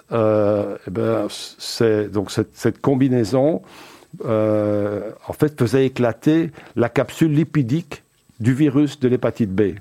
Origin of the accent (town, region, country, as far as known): Braine-l'Alleud, Wallonia, Belgium; born or raised there; also born or lived in Uccle / Antwerp